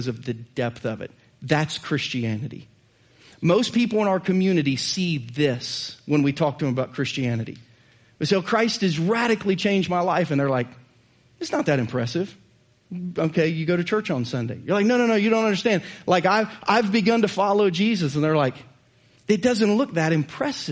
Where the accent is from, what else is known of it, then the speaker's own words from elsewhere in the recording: Southern Ohio, United States; moved away as an adult; also born or lived in Missouri; now in Lee's Summit, United States; I'm from Southern Ohio